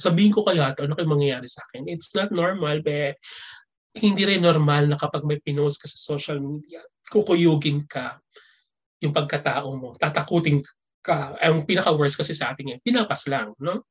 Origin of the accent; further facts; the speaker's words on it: Philippines; moved away as an adult; since 2007 hanggang sa umalis ako ng Pilipinas ng 2018